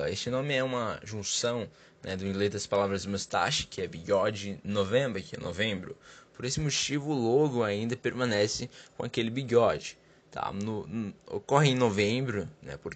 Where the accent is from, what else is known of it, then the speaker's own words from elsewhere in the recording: São Paulo, Brazil; Olá, Dr. John. … eu sou do Capão Redondo.